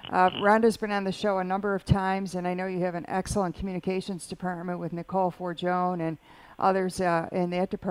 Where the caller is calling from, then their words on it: Lancaster, United States; I'm from the Lancaster area and um, I work within a manufacturing business.